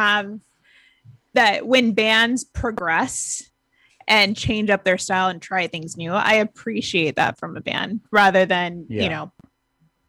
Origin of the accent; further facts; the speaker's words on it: Garden Grove, California, United States; I grew up in Garden Grove